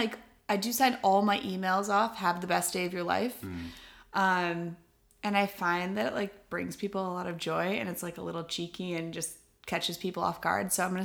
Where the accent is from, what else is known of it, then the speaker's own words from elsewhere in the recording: Minneapolis, Minnesota, United States; also born or lived in Boston; now in Los Angeles, United States; I am from Minneapolis, Minnesota.